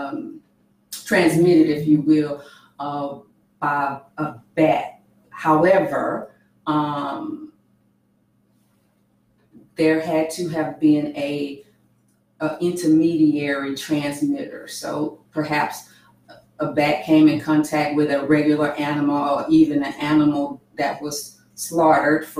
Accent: Houston, Texas, United States; born and raised here in Houston

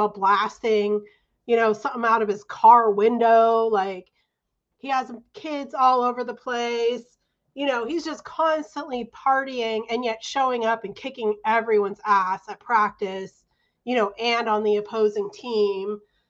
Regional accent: California, United States; I'm from California

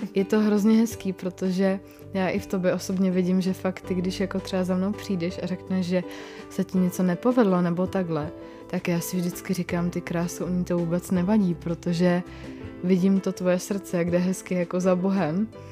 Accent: Czechia; my jsme i Češi takový jako ateisti

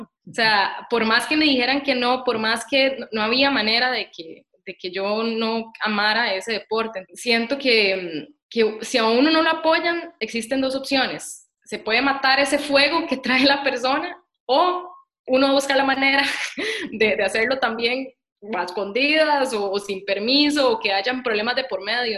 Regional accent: Costa Rica; moved away as an adult; also born or lived in United States; Yo me fui a los 19 años de Costa Rica y estudié en Estados Unidos ciencia del ejercicio

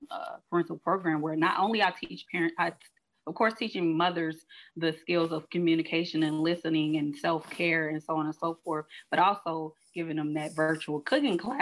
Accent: Chicago, Illinois, United States; moved away as an adult; I'm originally from Chicago, born and raised

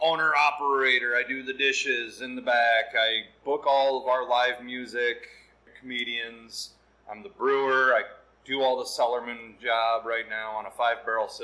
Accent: Hillsdale County, Michigan, United States; me and my wife were from Hillsdale County

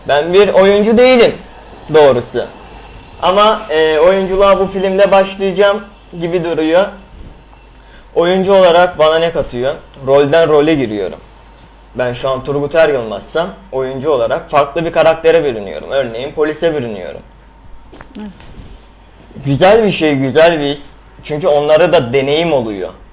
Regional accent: Istanbul, Turkey; also born or lived in Izmit, Kocaeli (ancestry); Aslen İzmit Kocaeli'liyim. Doğma büyüme İstanbulluyum

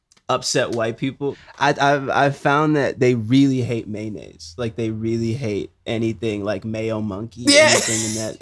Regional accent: Jamaica; So like I'm Jamaican.

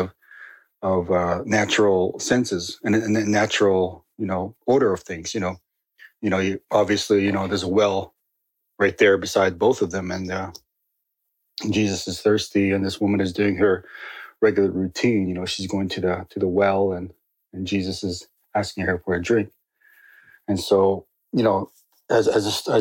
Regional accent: Northern Ontario, Canada; I grew up in Northern Ontario

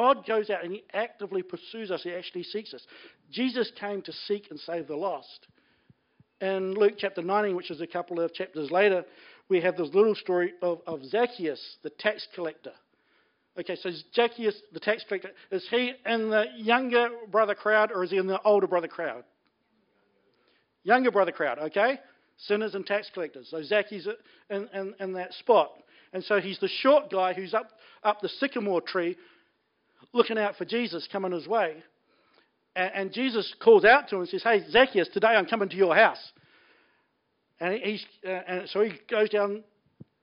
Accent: Blenheim, Marlborough, New Zealand; I grew up in Blenheim

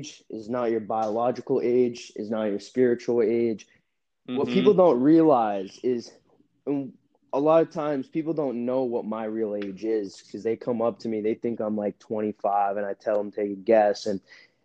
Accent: Massachusetts, United States; moved away as an adult; also born or lived in Utah; now in California, United States; I grew up in Massachusetts

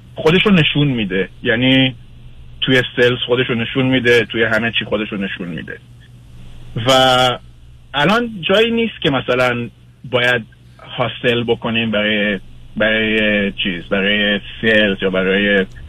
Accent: Israel; moved away as an adult; also born or lived in Iran; now in United States; من ایران به دنیا آمدم ولی در اسرائیل بزرگ شدم و سن 22 سالگی اومدم آمریکا

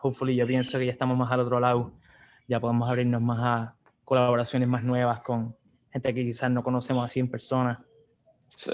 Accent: San Juan, Puerto Rico; moved away as an adult; also born or lived in Atlanta; now in California, United States; somos de Puerto Rico, estamos aquí de, San Juan, aquí nos criamos este, y vivimos en, en San Juan hasta el 2012

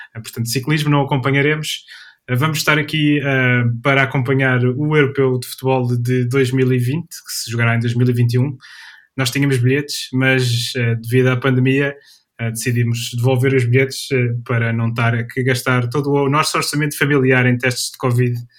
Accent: Coimbra, Centro, Portugal; eu sou natural de, sou natural da cidade de Coimbra

